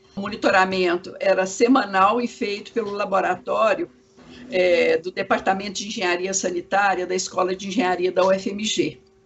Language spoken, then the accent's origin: Portuguese; Goiás, Brazil; now in Belo Horizonte, Brazil; eu como sou de Goiás, não sou de, de Belo Horizonte, eu não tinha muito contato aqui para trabalhar como arquiteta